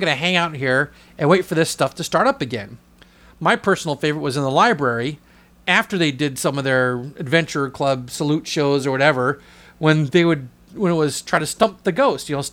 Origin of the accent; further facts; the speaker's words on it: Southern California, United States; I don't say where I'm from because no one knows where this town is. I just say Southern California